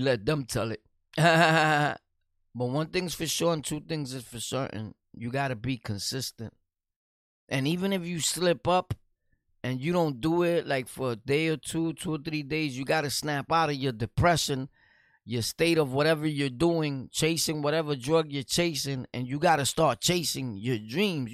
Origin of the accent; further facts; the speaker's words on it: New York City, New York, United States; I'm from New York City, Brooklyn